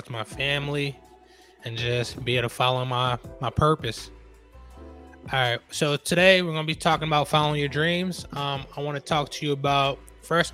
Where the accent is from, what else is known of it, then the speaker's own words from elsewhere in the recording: New York, United States; I'm from New York